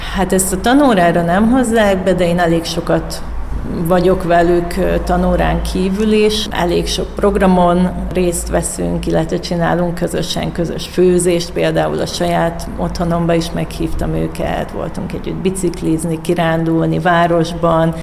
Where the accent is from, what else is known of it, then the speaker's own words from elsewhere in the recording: Vojvodina, Serbia; now in Hungary; én vajdasági vagyok, és én otthon voltam, amikor ugye volt a két háború